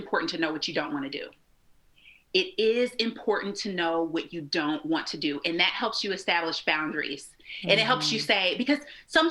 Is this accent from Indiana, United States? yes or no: yes; Indianapolis, Indiana, United States; moved away as an adult; also born or lived in Muncie, Indiana; So I'm from Indianapolis, which is not far from Cincinnati